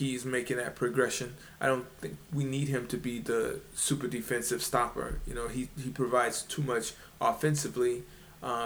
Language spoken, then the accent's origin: English; New Orleans, Louisiana, United States; I'm from New Orleans.